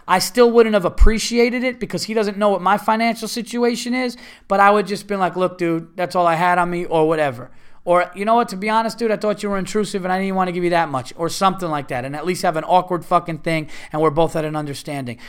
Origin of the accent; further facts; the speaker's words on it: Westchester County, New York, United States; I'm from Westchester County